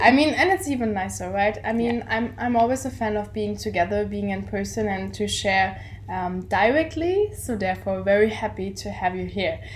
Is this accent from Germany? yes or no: yes; Germany; we're coming from Germany